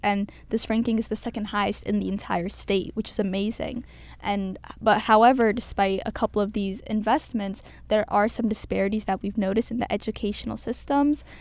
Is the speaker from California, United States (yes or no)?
no; Cambridge, Massachusetts, United States; I was born and raised in Cambridge my entire life.